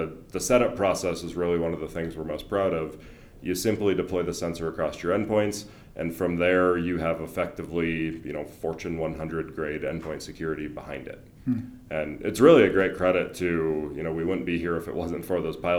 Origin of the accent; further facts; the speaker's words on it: Wisconsin and Michigan, Midwest, United States; moved away as an adult; also born or lived in Indiana; now in Colorado, United States; I'm actually a Wisconsin and Michigan guy, and then went to Purdue. So very much Midwest